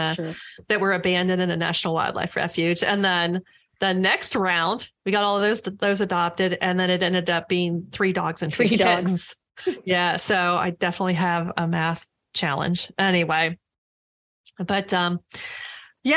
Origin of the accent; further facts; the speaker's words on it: St. Pete Beach, Florida, United States; also born or lived in St. Petersburg, Florida; I'm also a Florida native. I was born in St. Pete. I was raised on St. Pete Beach, and I've lived in the area my whole life